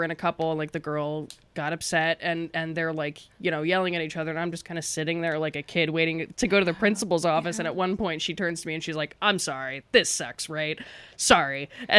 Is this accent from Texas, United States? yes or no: no; Woodbridge, Virginia, United States; moved away; Woodbridge, Virginia, which is like a 20-minute ride from DC.